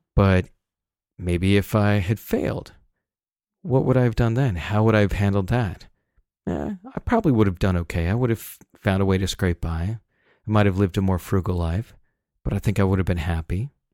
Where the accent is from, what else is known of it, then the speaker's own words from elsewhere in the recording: Salt Lake City, Utah, United States; I grew up in Salt Lake City